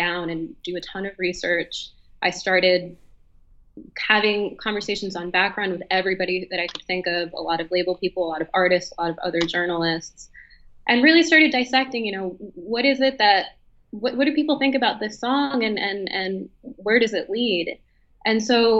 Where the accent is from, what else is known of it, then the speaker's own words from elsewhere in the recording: Washington, District of Columbia, United States; moved away as an adult; now in Berlin, Germany; I'm from Washington, D.C. originally